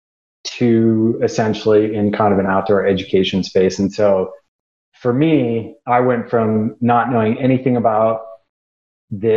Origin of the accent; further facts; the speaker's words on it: Midwest, United States; moved away as an adult; also born or lived in Rocky Mountains; I grew up in the Midwest